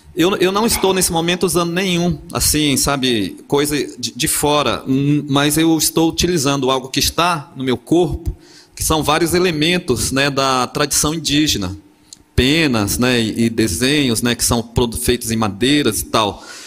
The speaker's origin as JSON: {"language": "Portuguese", "region": "Amazon", "country": "Brazil", "tie": "born or raised there", "moved": "yes", "lives_now": "Porto Seguro, Brazil", "said": "Eu, eu, sou da Amazônia, moro em Porto Seguro, mas sou originário ali daquele lugar"}